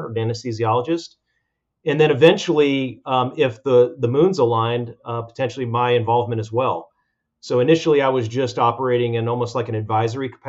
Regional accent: Atlanta, Georgia, United States; also born or lived in Hollywood, Florida; originally from Hollywood, Florida. My dad took a transfer to Atlanta in the mid-70s, and we moved to Atlanta, Georgia. And I'd spent my entire school-age years in Atlanta.

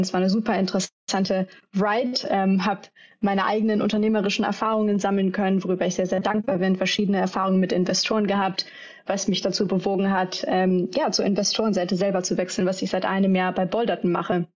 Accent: Düsseldorf, North Rhine-Westphalia, Germany; ich komme hier ursprünglich aus Düsseldorf im Rheinland

